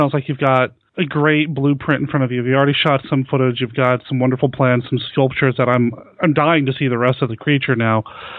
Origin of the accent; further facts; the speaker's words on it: Cheyenne, Wyoming, United States; I grew up in Cheyenne, Wyoming, and I'm familiar with, with that area.